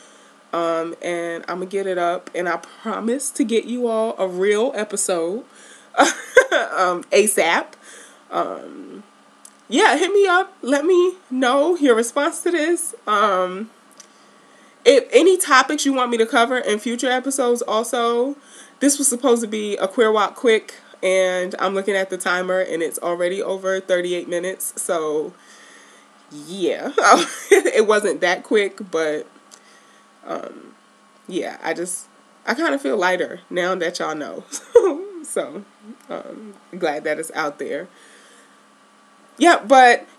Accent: New York City, New York, United States; I grew up in Baisley Projects

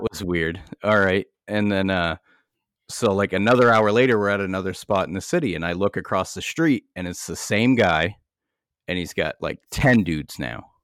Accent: United States; I'm an American.

